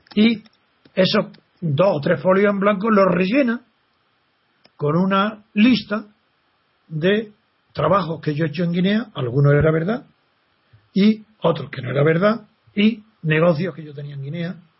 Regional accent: Spain; Como español.

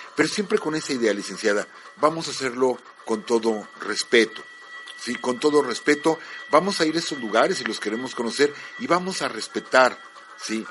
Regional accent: Mexico; como mexicanos

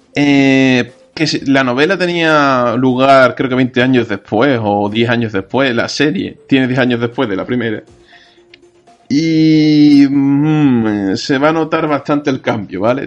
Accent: Andalusia, Spain; nosotros como andaluces

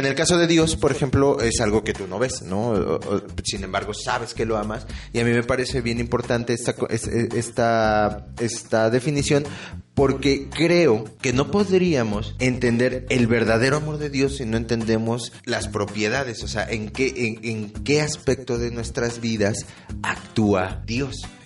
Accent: Mexico; nuestro país y nosotros como mexicanos

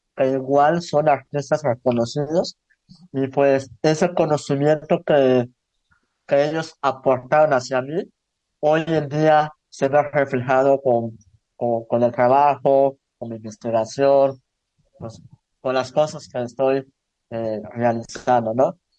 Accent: Tzucacab, Yucatán, Mexico; Soy del municipio de Zan, en Yucatán, eh, donde el 90% de las personas son mayablantes.

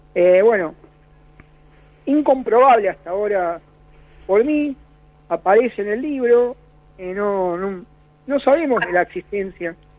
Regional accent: Buenos Aires, Argentina; also born or lived in Parque Chacabuco, Buenos Aires; me crié en Parque Patricio, en otro barrio, hasta los 15 años.

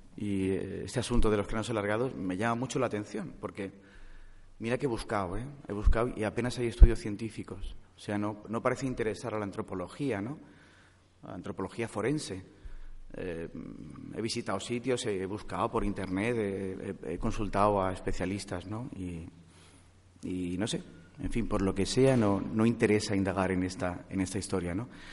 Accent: Vitoria-Gasteiz, Basque Country, Spain; now in Madrid, Spain; yo nací en Vitoria-Gasteiz

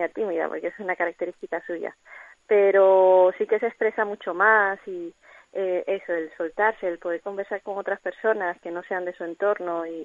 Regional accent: Cuba; moved away; yo soy cubana, se me notará en el acento.

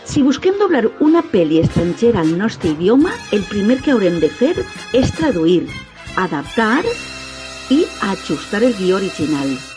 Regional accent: Alboraia, Valencian Community, Spain; al País Valencià, al meu poble, al Boralla

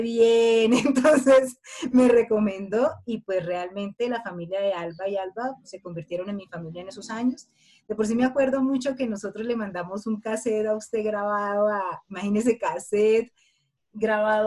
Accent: Colombia; nosotras somos unas mujeres colombianas

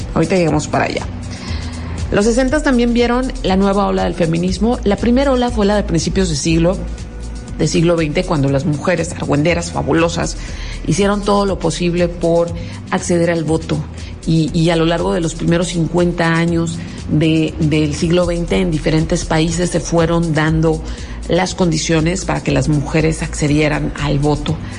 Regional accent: Mexico; los mexicanos, que de alguna manera también somos nativos de Estados Unidos

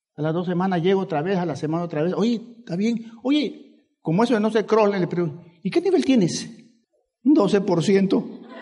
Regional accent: El Salvador; moved away; Yo vine del Salvador. No se nota, ¿verdad?

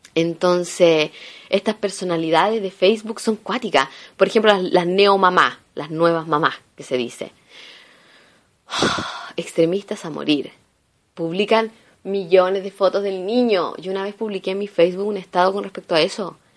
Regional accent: Chile; moved away as an adult; now in Italy; soy chilena

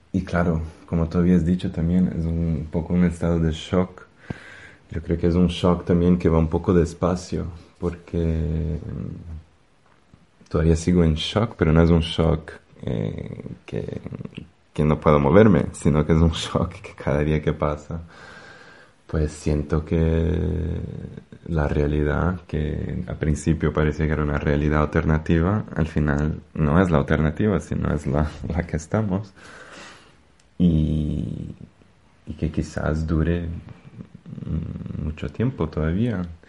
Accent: Brazil; Spanish is a second language; now in Madrid, Spain; pienso en mi país de origen, en Brasil

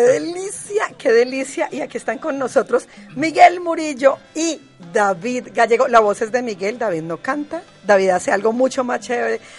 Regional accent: Cali, Valle del Cauca, Colombia; yo caleña, no de nacimiento, pero sí de crianza, muy enamorada de Cali

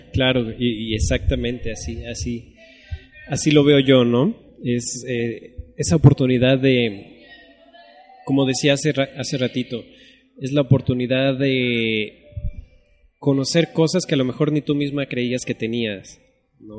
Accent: Mexico; soy mexicano

